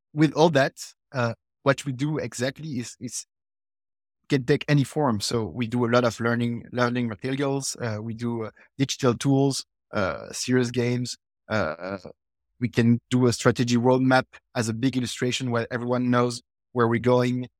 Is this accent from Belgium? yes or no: yes; Belgium; also born or lived in United States